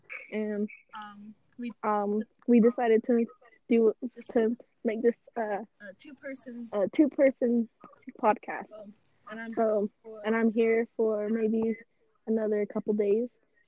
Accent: United States; now in California, United States; We are from the Navajo Nation.

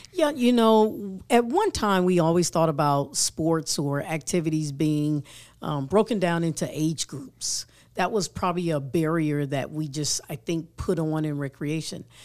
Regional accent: Atlanta, Georgia, United States; also born or lived in Europe; now in Huntsville, United States; I grew up in Atlanta

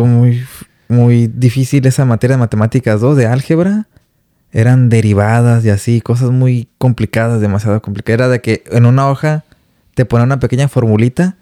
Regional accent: Guadalajara, Jalisco, Mexico; moved away as an adult; now in Vancouver, Canada; Soy de Guadalajara, Jalisco, cerca de el fraccionamiento

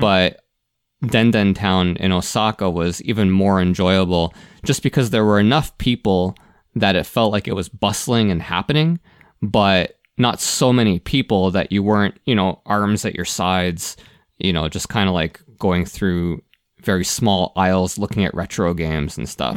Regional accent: Toronto, Ontario, Canada; I grew up in Toronto

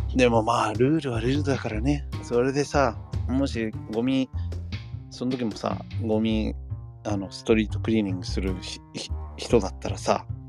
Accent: United States; moved away as an adult; now in Japan

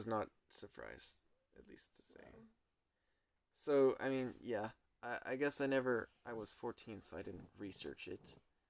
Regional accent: Canada; now in United States; I'm still Canadian. Citizen-wise.

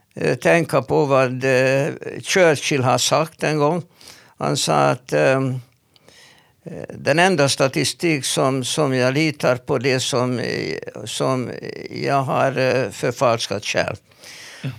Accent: Hungary; first language Hungarian; Swedish is a second language; moved away as an adult; now in Sweden; Jag är född i Ungern och äh, har uppvuxit där eh, och lyckades komma till Sverige när jag var nästan 30 år gammal

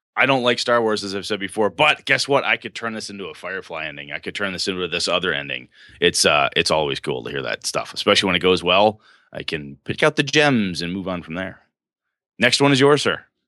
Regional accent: Wausau, Wisconsin, United States; D C Everest up in my hometown of Wausau, Wisconsin

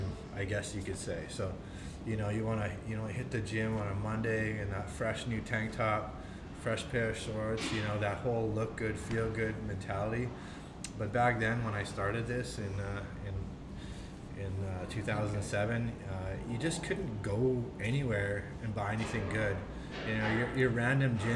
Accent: Regina, Saskatchewan, Canada; So grew up in central Regina

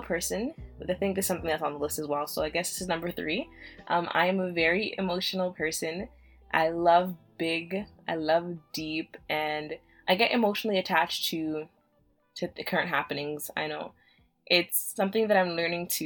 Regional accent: Canada; also born or lived in Jamaica; I was born in Jamaica and I came to Canada when I was 4.

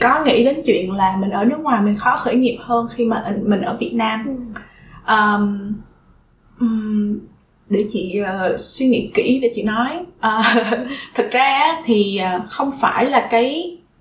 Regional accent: Vietnam; moved away

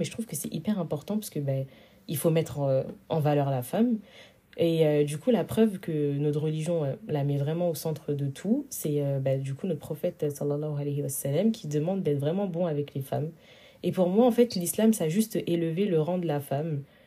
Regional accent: Senegal; je suis sénégalaise

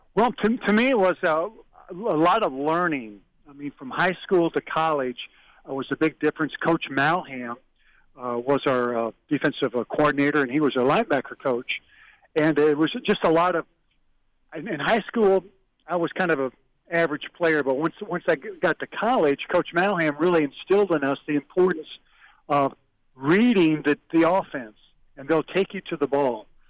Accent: Illinois, United States; moved away; I'm from Illinois.

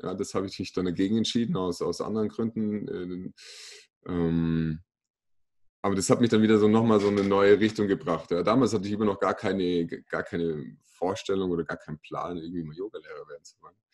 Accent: Kaufbeuren, Bavaria, Germany; now in Augsburg, Germany; Ich komme äh, gebürtig aus Kaufbeuren im schönen Ostallgäu, äh, lebe mittlerweile in Augsburg

